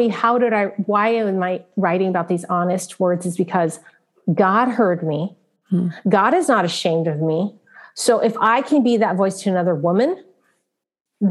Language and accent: English; San Francisco, California, United States; I was born in San Francisco, Chinatown